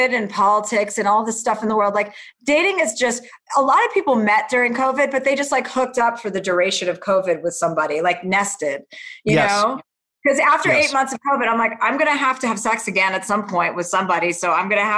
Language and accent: English; New Jersey, United States; moved away; I grew up in suburbia in New Jersey.